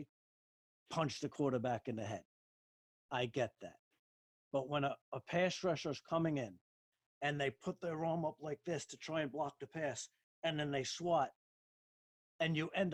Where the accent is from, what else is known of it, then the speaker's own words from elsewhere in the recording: Long Island, New York, United States; I grew up in New York